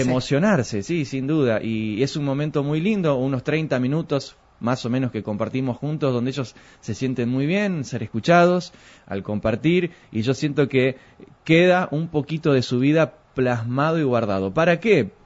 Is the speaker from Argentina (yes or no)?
yes; Argentina; como buen argentino que somos